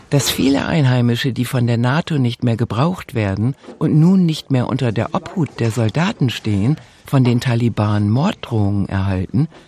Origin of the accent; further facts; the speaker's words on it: Nigeria; now in Germany; Ich komme aus Nigeria.